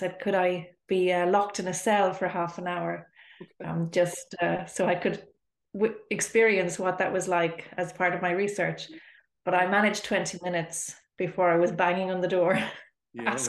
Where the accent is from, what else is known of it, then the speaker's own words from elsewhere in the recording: Dublin, Leinster, Ireland; also born or lived in Spain; I am from Dublin